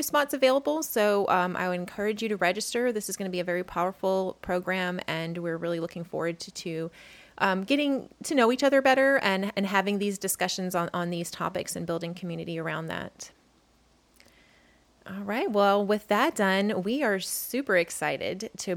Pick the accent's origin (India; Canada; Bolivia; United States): United States; New Orleans, Louisiana; moved away; I'm actually from New Orleans